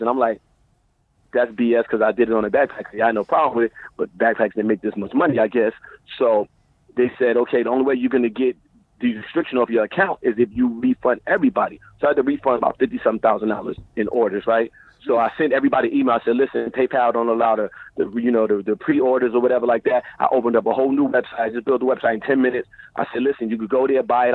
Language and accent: English; New York City, New York, United States; moved away as an adult; now in Bay Area, United States; I'm from Brooklyn. I was raised around a lot of stuff